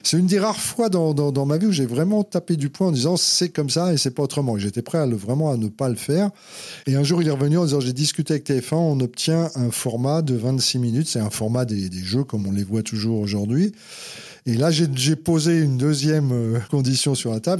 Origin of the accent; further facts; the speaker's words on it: Paris, Île-de-France, France; also born or lived in Saint-Ouen; je suis vraiment un Parisien